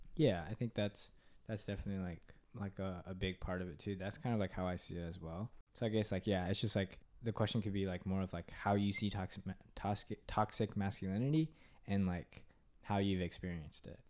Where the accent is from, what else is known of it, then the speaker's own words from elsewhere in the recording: Katy, Texas, United States; I'm from Katy, Texas